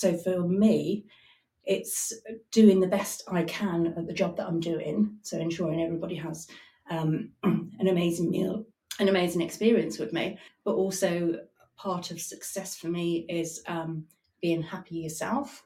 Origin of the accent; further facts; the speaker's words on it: Alderminster, West Midlands, United Kingdom; I was brought up in Alderminster, which is a small village outside Stratford-on-Avon